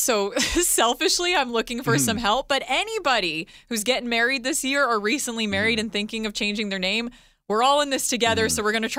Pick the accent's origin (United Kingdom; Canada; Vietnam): Canada; Edmonton, Alberta; moved away; Growing up in Edmonton